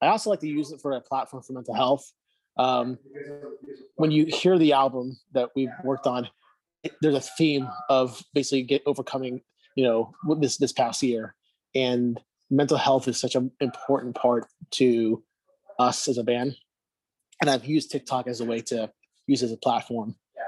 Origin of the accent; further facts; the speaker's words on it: Miami, Florida, United States; Whereas in Miami, it's like when growing up in Miami, you see a celebrity of any kind, there's like people trying to take selfies